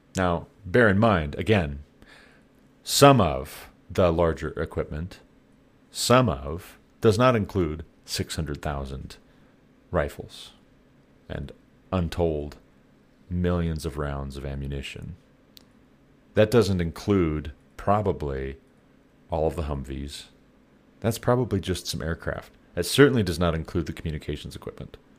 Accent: United States; you and I, as American taxpayers

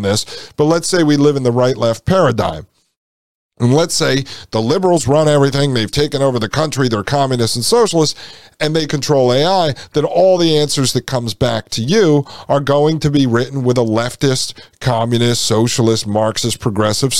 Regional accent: United States; Here in the United States, we used to celebrate our heritage under the banner of the American flag

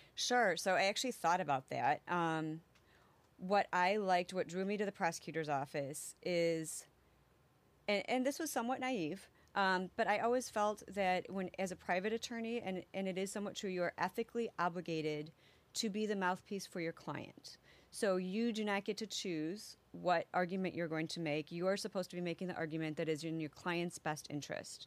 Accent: Elgin, Illinois, United States; also born or lived in Biloxi, Mississippi / Wisconsin / Canada / Saint Charles, Illinois; I grew up in Elgin

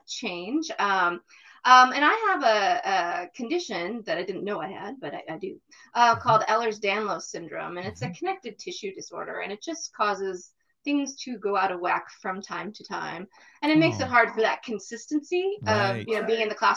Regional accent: Raleigh, North Carolina, United States; moved away as an adult; also born or lived in Minnesota; now in Northern Virginia, United States; I grew up in North Carolina, in Raleigh

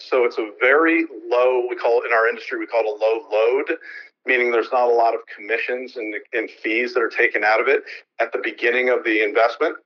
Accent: San Francisco, California, United States; moved away as an adult; now in Bremerton, United States; I'm from San Francisco and I've been in the real estate securities industry a long time, but I've actually moved to Bremerton

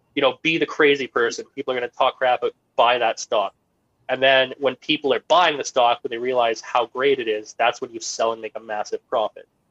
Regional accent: Canada; me being Canadian, I have a bit more of a grasp on the Canadian market

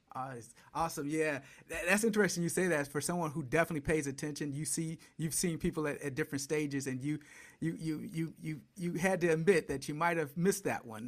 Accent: Detroit, Michigan, United States; I grew up in Detroit watching the Bad Boys

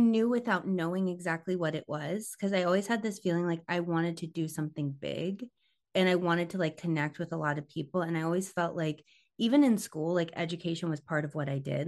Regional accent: Tampa, Florida, United States; moved away as an adult; also born or lived in southern Missouri; now in Missouri, United States; we moved to Tampa when I was nine, and so like Tampa, I feel like was kind of like my formative years. It was like fourth grade through high school

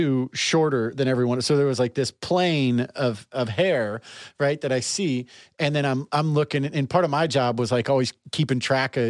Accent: Overland, Missouri, United States; I grew up in Overland, Missouri.

